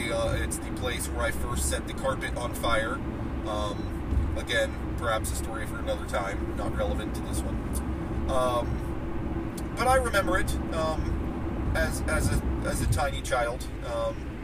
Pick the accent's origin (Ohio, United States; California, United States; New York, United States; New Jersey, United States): Ohio, United States; also born or lived in Wheeling, West Virginia / Florida; I've spent most of my life, in the state of Ohio. I consider myself to be, an Ohio boy. Like I said, grew up, spent most of my years growing up in Ohio